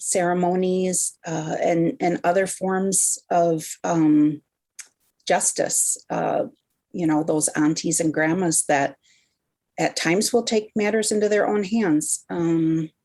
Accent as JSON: {"language": "English", "town": "Sault Ste. Marie", "region": "Michigan", "country": "United States", "said": "I am from Sault Ste. Marie and Sugar Island in Michigan's Upper Peninsula"}